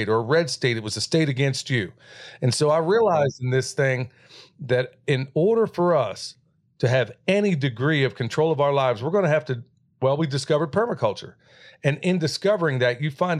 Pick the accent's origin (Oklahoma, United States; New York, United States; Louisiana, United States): Oklahoma, United States; moved away; where I grew up in Oklahoma